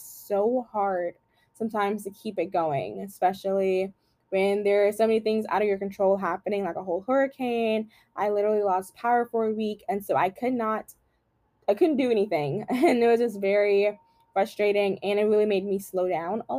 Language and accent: English; Louisiana, United States; I am from Louisiana